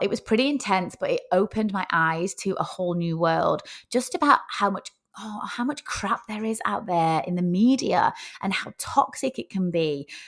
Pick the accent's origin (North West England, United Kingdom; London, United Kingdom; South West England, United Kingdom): North West England, United Kingdom; Rochdale; moved away as an adult; also born or lived in Oyster Bay, Sutherland Shire, Australia; now in Sutherland Shire, Australia; I am, uh, from a very small town called Rochdale, which is in the north of England.